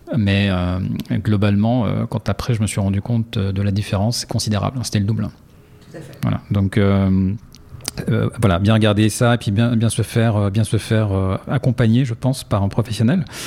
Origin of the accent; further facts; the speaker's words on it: France; moved away as an adult; now in Switzerland; moi en tant que Français